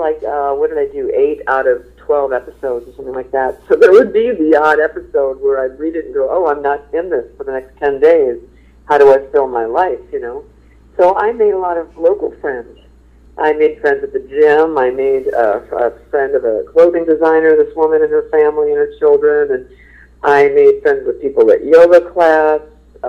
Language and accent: English; New York, United States; I'm such a New Yorker.